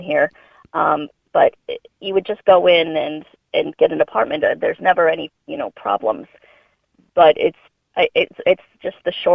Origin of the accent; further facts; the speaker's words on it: United States; now in Ireland; as an American